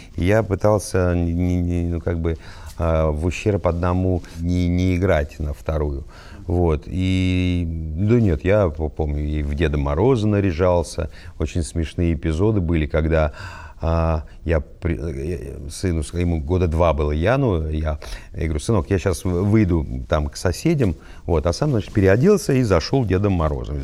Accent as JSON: {"language": "Russian", "town": "Volgograd", "region": "Volgograd Oblast", "country": "Russia", "tie": "born or raised there", "said": "Я родился в Волгограде, в Кировском районе. Во-первых, у нас был двор, как, как и многие дворы"}